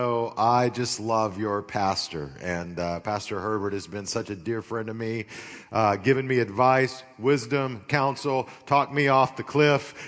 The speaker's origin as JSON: {"language": "English", "town": "Amarillo", "region": "Texas", "country": "United States", "tie": "born or raised there", "moved": "yes", "lives_now": "Las Vegas, United States", "said": "I grew up in Amarillo, Texas, not far from here, so I know this area"}